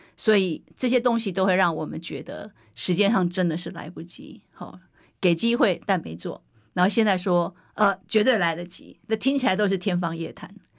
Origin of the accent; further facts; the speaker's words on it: Hsinchu, Taiwan; 我只是出来为我的家乡努力